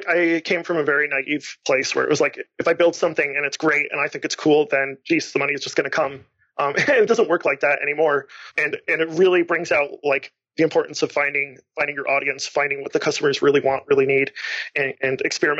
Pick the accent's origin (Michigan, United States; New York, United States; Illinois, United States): Michigan, United States; Lansing; I just started a meetup called Lansing Marketing Hackers, which is where I'm from. I'm from Lansing here